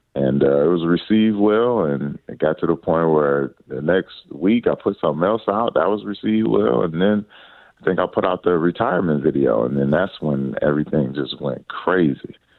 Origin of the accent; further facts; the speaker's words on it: Detroit, Michigan, United States; growing up in Detroit, Michigan